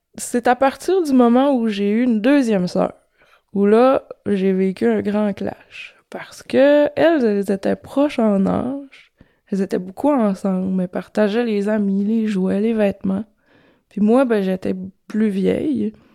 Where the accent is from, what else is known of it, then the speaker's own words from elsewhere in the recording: Quebec, Canada; Quarante-cinq ans, je viens du Saguenay de Lac-Saint-Jean.